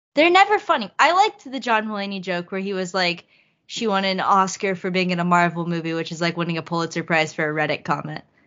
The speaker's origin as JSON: {"language": "English", "region": "Texas", "country": "United States", "said": "I'm from Texas"}